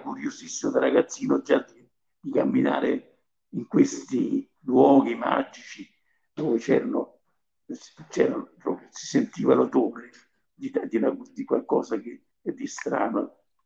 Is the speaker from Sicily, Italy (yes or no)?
no; Civita Castellana, Lazio, Italy; moved away as an adult; also born or lived in Rome; Io sono nato a Civita Castellana, in provincia di Viterbo.